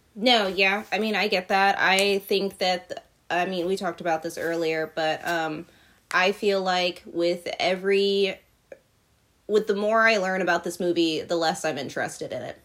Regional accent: Virginia, United States; I grew up in Virginia

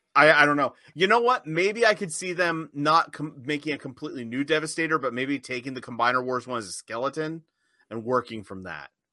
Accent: United States; I'm American.

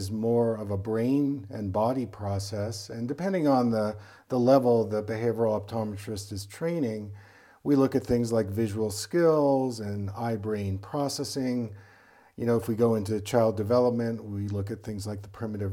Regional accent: East Coast, United States; I was from the East Coast

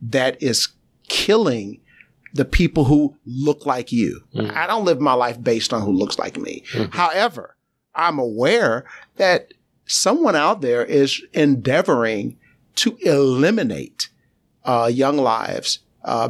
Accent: New York City, New York, United States; I'm a native New Yorker. I was born in Brooklyn, New York, East New York, the community within Brooklyn.

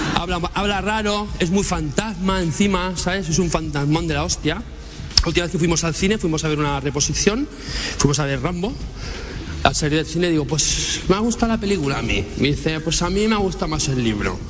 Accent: Barcelona, Catalonia, Spain; ser de Barcelona

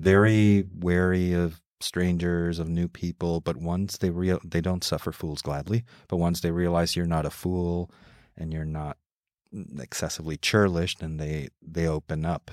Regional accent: Mexico City, Mexico; also born or lived in New York City / Donostia-San Sebastián; now in San Sebastián, Spain; My parents moved me when I was two and a half, also from New York City to Mexico City. And I grew up in Mexico City too, learning English and in Spanish at the same time.

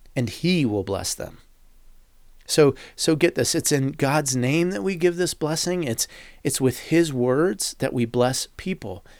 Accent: United States; as an American

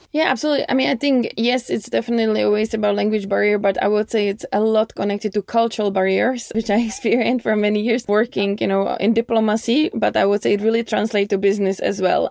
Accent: United States; I'm American

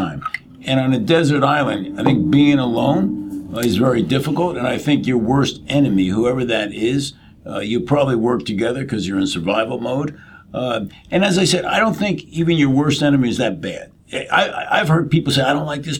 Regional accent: New Jersey, United States; I'm from North Jersey

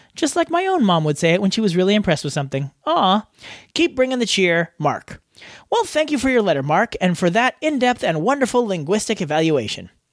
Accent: Australia

